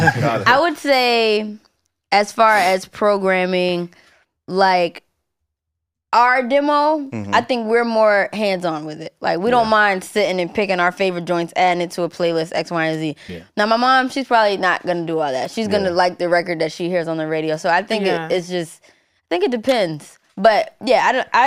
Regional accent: Maryland, United States; I'm black and I grew up in Maryland, but my family's from the South

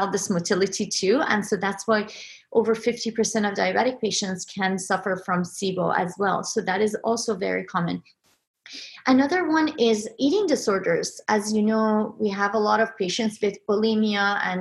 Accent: Iran; moved away; Growing up in Iran, we had a lot of canals

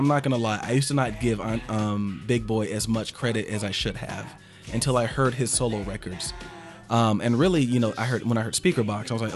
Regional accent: Atlanta, Georgia, United States

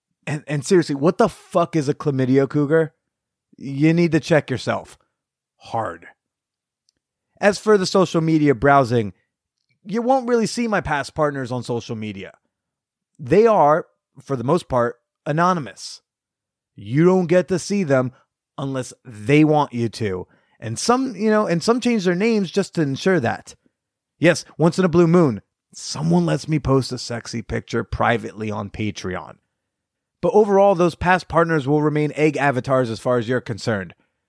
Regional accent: the Bible Belt, United States; Now, as I just mentioned, I am from the Bible Belt. Sex before marriage is still deemed a hellbound sin here.

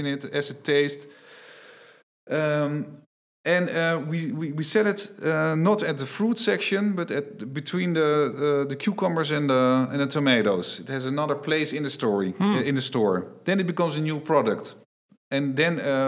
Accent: Netherlands; I'm from the Netherlands.

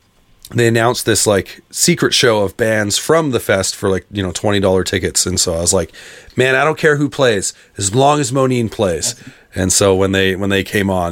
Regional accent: Canada; as a Canadian kid growing up in the emo world

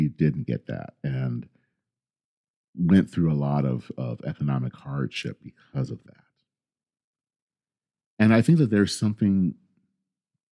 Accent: Flint, Michigan, United States; I grew up in Flint, Michigan

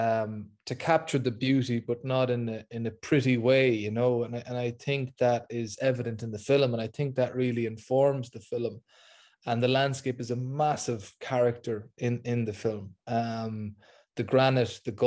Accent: Ireland; as an Irish person

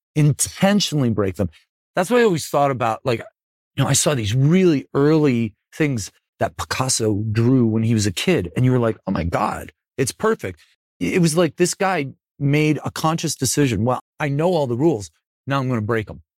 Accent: Buffalo, New York, United States; I'm from Buffalo

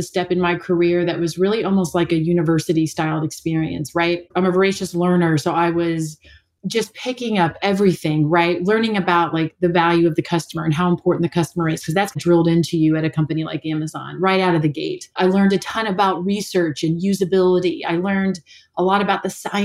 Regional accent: Kentucky, United States; moved away as an adult; also born or lived in Middlebury, Vermont; now in New Zealand; I'm from Kentucky.

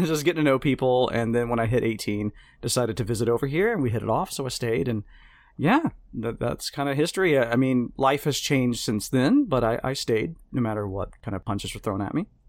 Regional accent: Mississippi, United States; moved away as an adult; now in Amsterdam, Netherlands; I am from Mississippi

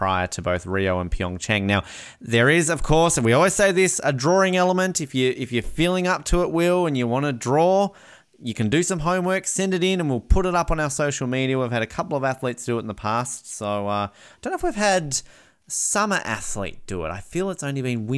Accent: Australia; I'm from an Australian football state

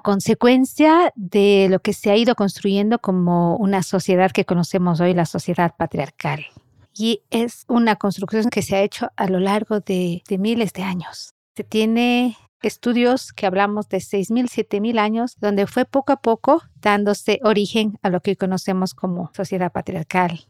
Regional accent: Cuenca, Azuay, Ecuador; Nací en Cuenca, Ecuador, el sur del territorio ecuatoriano

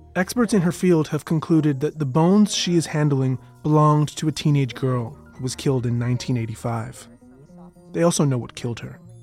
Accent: Toronto, Ontario, Canada; I'm from Toronto, Canada. I am not American

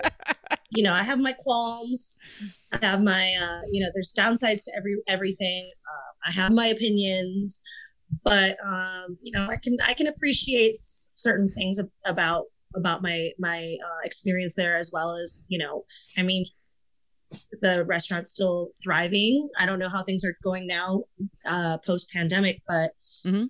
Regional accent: Michigan, United States; moved away; my very first service industry job was at a Wendy's outside of the city that I grew up in in Michigan

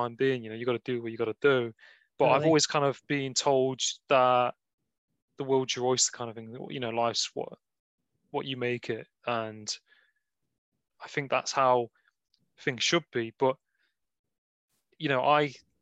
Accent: Nottingham, East Midlands, United Kingdom; I'm from Nottingham. So I'm from the part of the Midlands.

